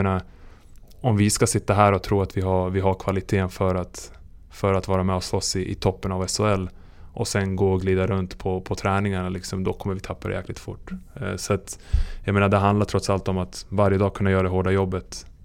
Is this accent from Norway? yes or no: no; Serbia; now in Sweden; när jag föddes i Serbien